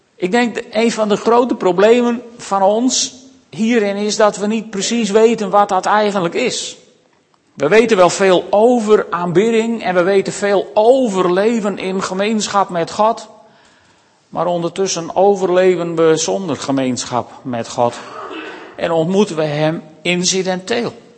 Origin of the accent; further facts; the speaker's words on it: Makkum, Friesland, Netherlands; ik ben opgegroeid in Makkem aan het IJsselmeer